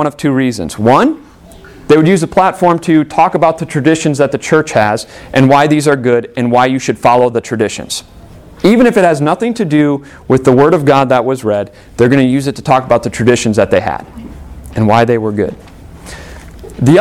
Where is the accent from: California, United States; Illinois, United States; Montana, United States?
Illinois, United States; born or raised there